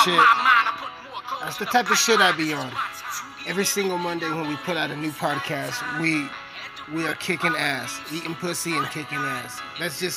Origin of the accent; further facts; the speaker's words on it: United States; my home country, America